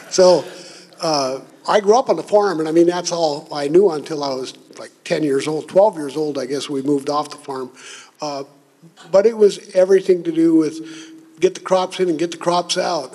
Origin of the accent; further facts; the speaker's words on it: Minnesota, United States; grew up in Minnesota on a farm as a kid, and we didn't have running water until I was six years old.